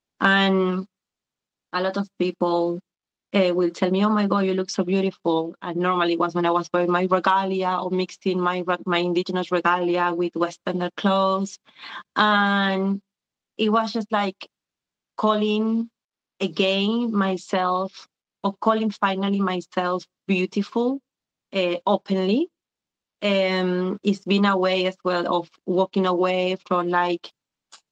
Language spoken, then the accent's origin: English; Buenos Aires, Argentina; moved away as an adult; now in London, United Kingdom; I was born and raised in Argentina until I was 22, and then I was displaced once again like my parents. I've been living in London, UK for the last 20 years